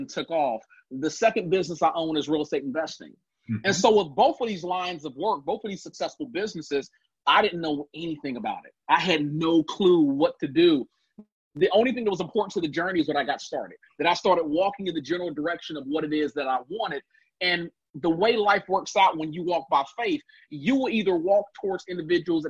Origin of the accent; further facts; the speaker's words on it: Cincinnati, Ohio, United States; also born or lived in Gary, Indiana; Purdue moved us from Gary to Cincinnati, Ohio, hired him on as a manager at GE, and our lives changed